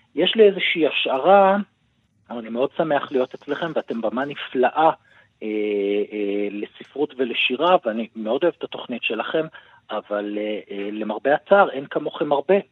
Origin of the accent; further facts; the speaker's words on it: Tzippori, Northern District, Israel; אני במקור ממושב ציפורי